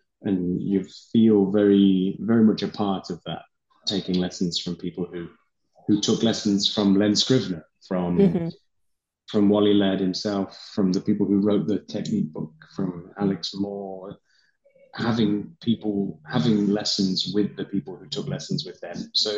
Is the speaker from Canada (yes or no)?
no; England, United Kingdom; I'm from one